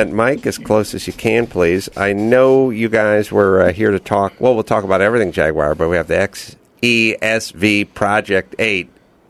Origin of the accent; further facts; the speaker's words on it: Los Angeles, California, United States; So, I grew up out here in North Hollywood and, you know, in the 80s and everything.